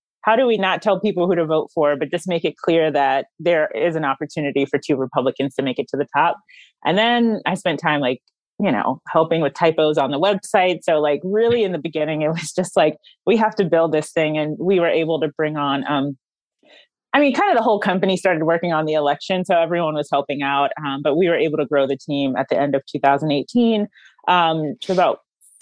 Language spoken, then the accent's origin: English; North Carolina, United States; I'm from North Carolina